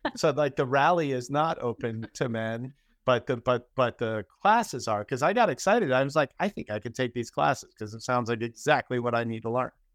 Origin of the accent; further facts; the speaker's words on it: East Coast, United States; moved away; I'm originally from the East Coast